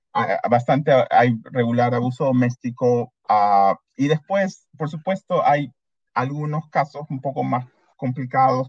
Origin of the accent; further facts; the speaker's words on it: Peru; now in Canada; mi mamá es peruana, mi papá es salvadoreño, y, pero ya, yo me considero bastante peruano.